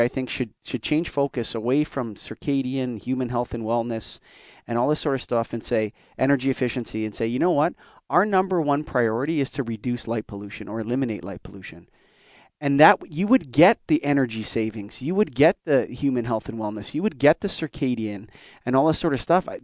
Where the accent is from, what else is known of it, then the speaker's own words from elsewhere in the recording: Canada; I'm Canadian